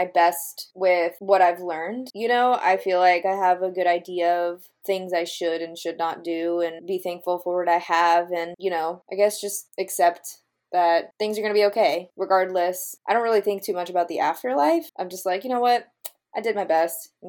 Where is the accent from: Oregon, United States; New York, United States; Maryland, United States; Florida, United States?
Florida, United States; Boca Raton; now in Jacksonville, United States; I grew up in Boca, which is like Jewtown, USA